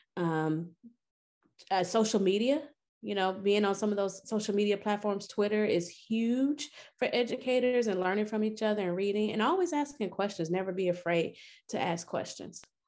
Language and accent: English; Milwaukee, Wisconsin, United States; moved away as an adult; also born or lived in Louisiana; now in St. Louis, United States; I'm originally from Milwaukee, Wisconsin